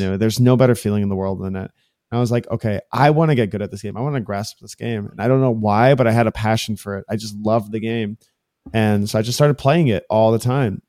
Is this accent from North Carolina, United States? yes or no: no; Miami, Florida, United States; I was born and raised in Miami, Florida. This is, like, my home